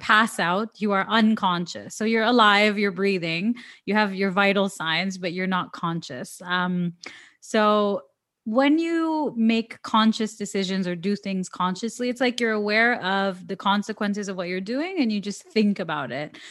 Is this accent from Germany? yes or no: no; Toronto, Ontario, Canada; I'm from Toronto, which is the main city